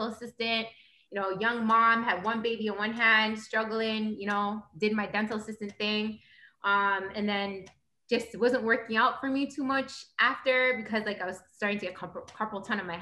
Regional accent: Toronto, Ontario, Canada; I'm from Toronto. You know, grew up in a bad neighborhood

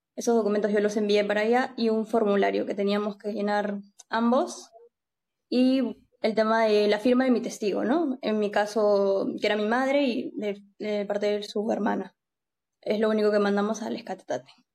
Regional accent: Peru; moved away as an adult; now in Spain; yo estoy casada con un noruego, soy de Perú, lo conocí en España

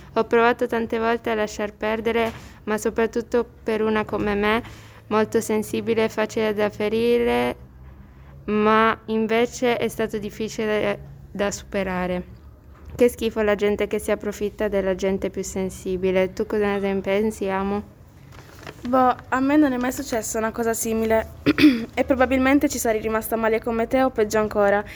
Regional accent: Philippines; Io non sono cinese, sono filippina

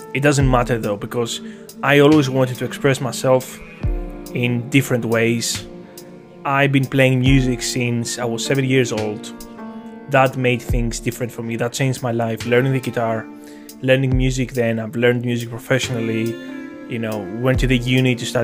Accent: Athens, Attica, Greece; I come from Greece, Athens, the capital. I've been raised in a very, very mature and organized environment

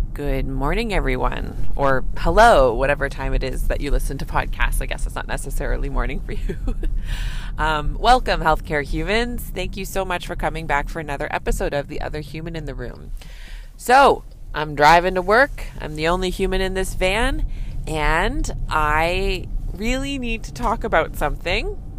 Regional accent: Canada; I'm a Canadian family physician

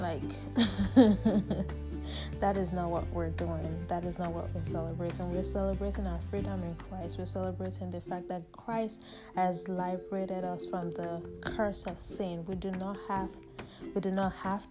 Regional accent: Nigeria; Nigeria. That's my home country

